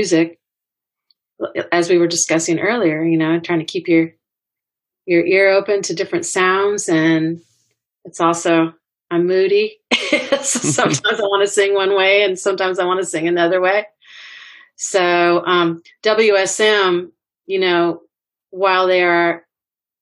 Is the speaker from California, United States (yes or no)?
yes; California, United States; moved away; also born or lived in Nashville; I grew up in California, but I hadn't lived here for a long time.